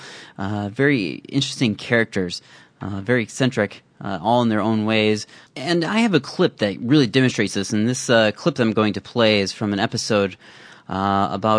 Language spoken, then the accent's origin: English; Iowa, United States; moved away; growing up in my hometown back in Iowa